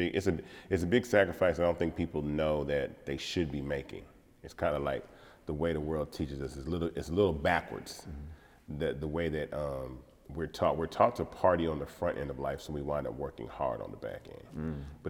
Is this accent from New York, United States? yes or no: no; Atlanta, Georgia, United States; growing up in Atlanta is a blessing. And I say this all the time because I've never felt like a minority living in Atlanta.